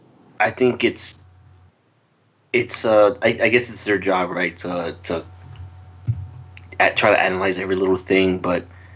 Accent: Texas, United States; So being from Texas, me and Oscar.

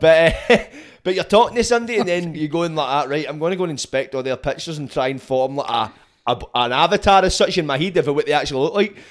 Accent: Scotland, United Kingdom; it's great being Scottish

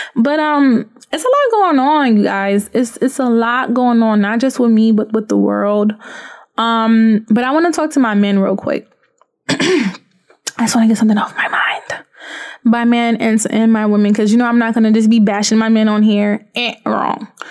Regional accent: Haiti; moved away; also born or lived in Florida; I come from Haiti.

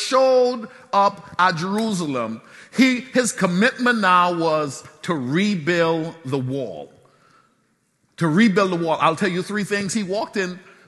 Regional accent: Nassau, Bahamas; I'm from Soldier Road

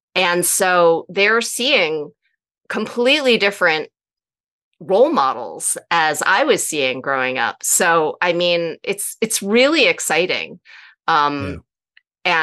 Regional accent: New Jersey, United States; i grew up in New Jersey

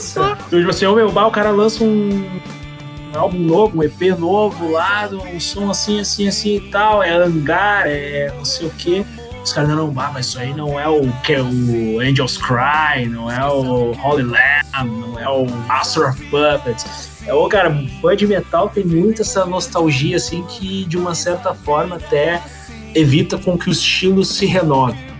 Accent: Gaúcho, Rio Grande do Sul, Brazil; como bons gaúchos

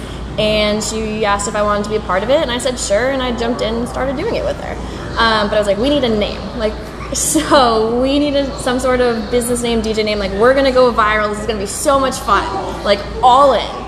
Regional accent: East Greenwich, Rhode Island, United States; I'm from East Greenwich. It's my neck of the woods

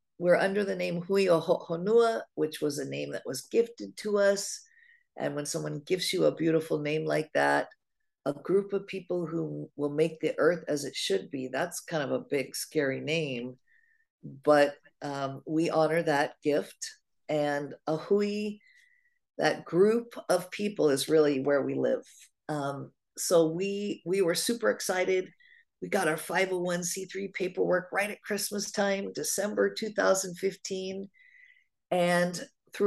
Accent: Oregon, United States; moved away as an adult; now in Hawaii, United States; I was raised in Oregon. But raised in Oregon, I did not move here until 1994. I've lived here half my life

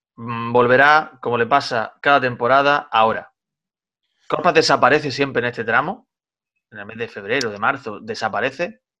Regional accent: Granada side of Sierra Nevada, Andalusia, Spain; now in Almería, Spain; llego a mi cortijo, llego a mi pueblo, en el lado granadino de la sierra

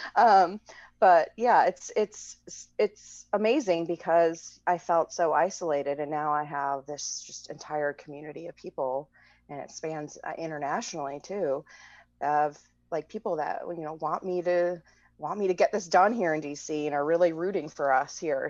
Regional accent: Midwest, United States; moved away as an adult; now in Washington, D.C., United States; I grew up in the Midwest and I returned to D C s, in two thousand four

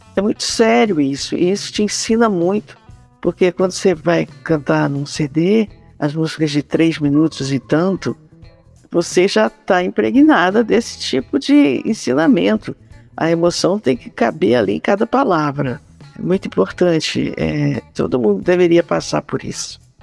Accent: Pará, Brazil; moved away; also born or lived in São Paulo / Rio de Janeiro; da minha terra, que é o Pará

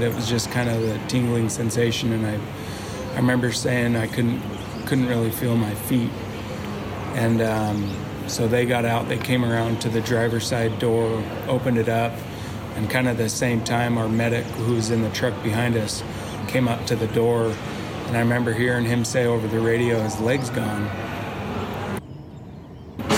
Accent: United States; as an American

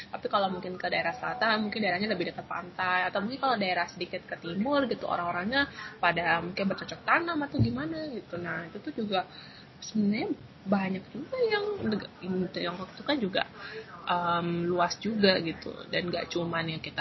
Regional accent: Changzhou, Jiangsu, China; terus habis itu saya ke Nanjing, terus saya habis itu di kota saya sendiri di Changzhou.

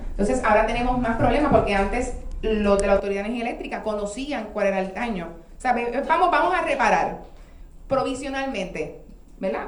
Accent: Ponce, Puerto Rico; moved away as an adult; now in Juana Díaz, Puerto Rico; soy residente de Ponce original, me mudó a Juana hace 13 años

